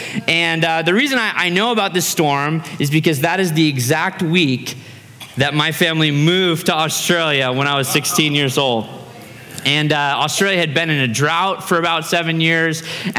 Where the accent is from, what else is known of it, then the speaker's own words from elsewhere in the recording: Fairbanks, Alaska, United States; now in Idaho, United States; I grew up in Fairbanks, Alaska, which is in smack dab in the middle of Alaska, right?